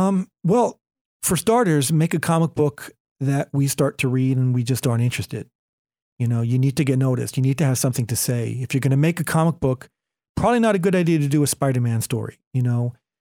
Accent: California, United States; starting point guard for the Golden State Warriors, my hometown team, but I think that position is taken.

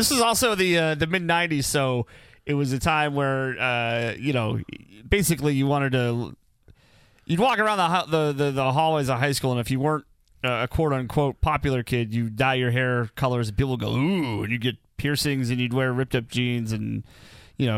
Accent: Rochester, New Hampshire, United States; We're two kids from Rochester

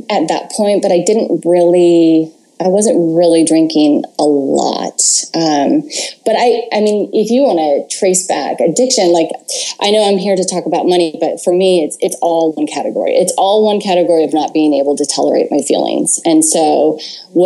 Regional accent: Atascadero, California, United States; I grew up in Atascadero, California

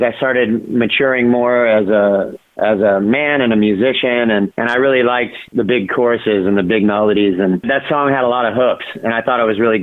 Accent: Orange County, California, United States; I grew up in Orange County, California.

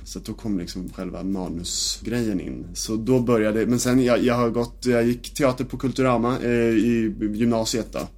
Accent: Nynäshamn, Stockholm County, Sweden; jag är född och uppvuxen i Nynäshamn

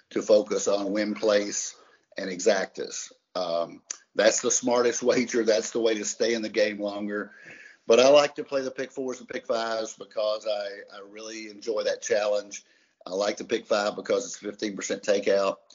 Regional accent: Kentucky, United States; We're from Kentucky, so we don't sound quite as good as he does.

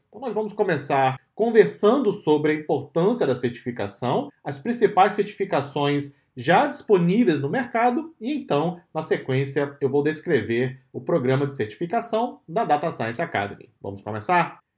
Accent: Brazil; Nós, que somos brasileiros aqui na DSA

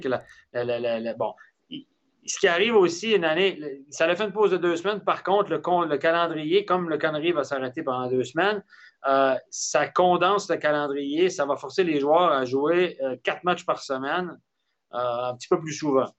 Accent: Quebec City, Quebec, Canada; c'est mon bled, c'est là d'où je viens, la région de Québec

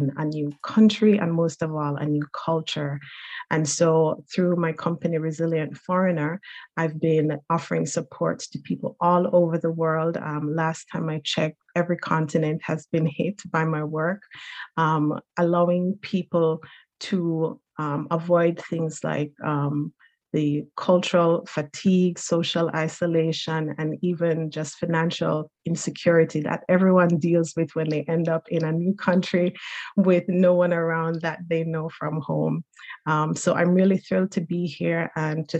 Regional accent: Jamaica; now in Newfoundland, Canada; I'm originally from Jamaica, but now a proud Newfoundlander

